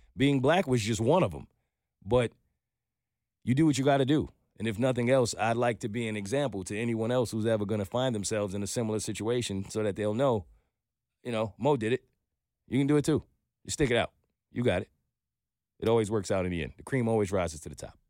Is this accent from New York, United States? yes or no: yes; New York, United States; moved away as an adult; now in Atlanta, United States; I'm a New Yorker